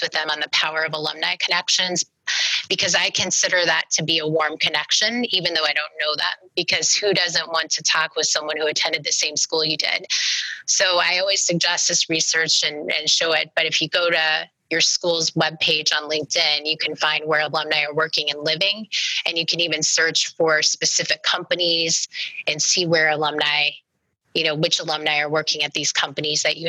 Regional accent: Omaha, Nebraska, United States; I'm from Omaha

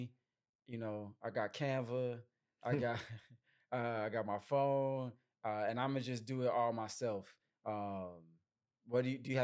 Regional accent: Chicago, Illinois, United States; You know, I'm from Chicago, you from St. Louis.

